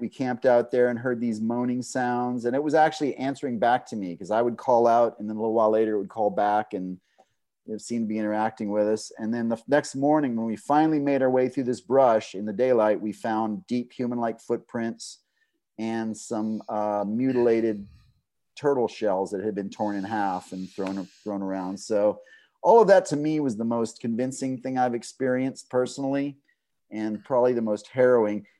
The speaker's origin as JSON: {"language": "English", "region": "Southeast Texas", "country": "United States", "tie": "born or raised there", "said": "I grew up in Southeast Texas in kind of a swamp"}